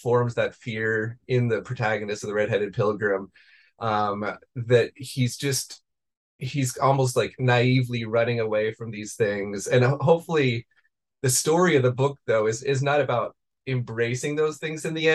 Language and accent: English; Beaverton, Oregon, United States; I grew up in the suburbs of Portland in Beaverton, Oregon.